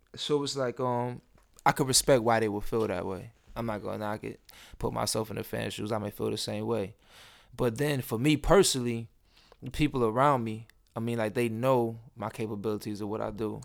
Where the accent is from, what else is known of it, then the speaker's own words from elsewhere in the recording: Rochester, New York, United States; moved away as an adult; now in Atlanta, United States; growing up in Rochester